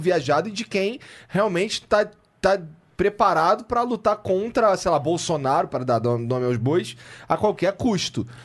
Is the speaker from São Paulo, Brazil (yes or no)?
no; Rio de Janeiro, Brazil; moved away as an adult; now in Curitiba, Brazil; eu sou carioca e moro em Curitiba há dois anos e meio